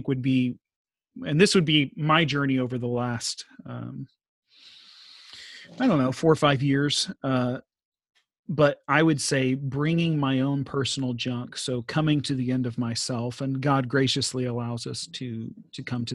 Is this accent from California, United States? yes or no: no; Texas, United States; moved away; We're both from Texas